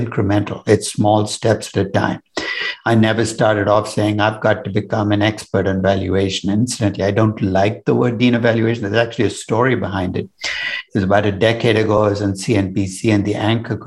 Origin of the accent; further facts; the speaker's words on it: Chennai, Tamil Nadu, India; now in New York, United States; I was born in Chennai, which is in the south of India now. And I grew up in an India very different from the India you might visit today.